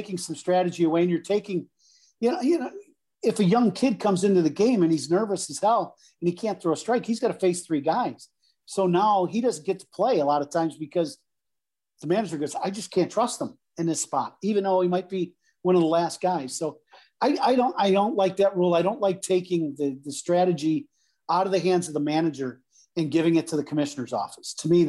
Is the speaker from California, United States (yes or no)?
no; Chicago, Illinois, United States; And I'm happy and content in life with life in Chicago. I'm a Chicagoan, right?